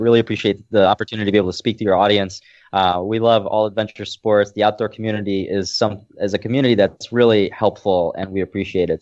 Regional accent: Lesser Poland, Poland; I was born in Poland, and I, I think I mentioned it before that, uh, the place I'm staying at right now is a village that is seven hundred years old, and my family was one of the three families that established this village.

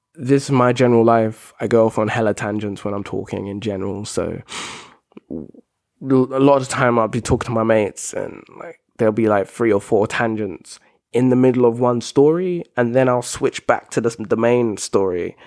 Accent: United Kingdom; I'm British

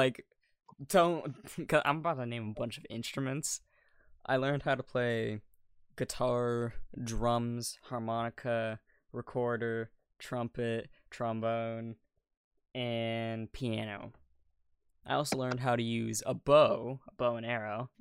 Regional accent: United States; I'm American

